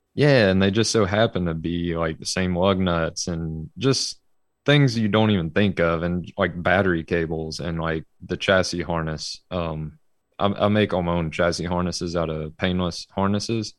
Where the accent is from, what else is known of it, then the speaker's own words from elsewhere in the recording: Birmingham, Alabama, United States; I'm from Birmingham, Alabama, and I am still here